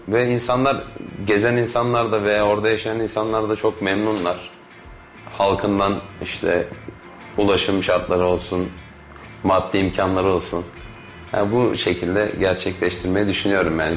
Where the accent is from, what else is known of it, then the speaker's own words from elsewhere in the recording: İzmir, Turkey; moved away as an adult; now in Kayseri, Turkey; İzmir'de doğup büyüdük